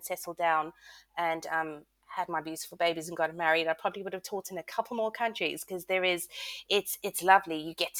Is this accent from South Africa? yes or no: yes; South Africa; moved away as an adult; also born or lived in United States; I'm South African and started my teaching career then